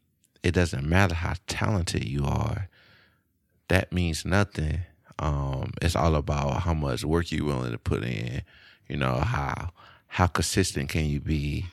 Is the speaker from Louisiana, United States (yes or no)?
yes; Shreveport, Louisiana, United States; born or raised there; now in Austin, United States